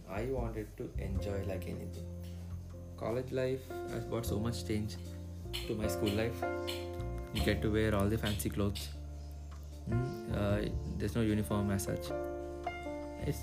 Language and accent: English; Hyderabad, Telangana, India; I'm from Hyderabad, India